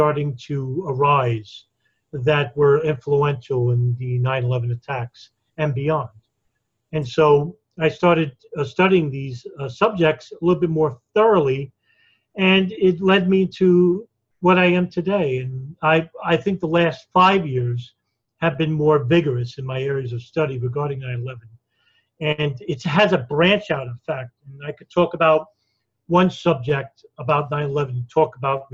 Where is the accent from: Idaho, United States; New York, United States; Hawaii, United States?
New York, United States; I was born and raised in New York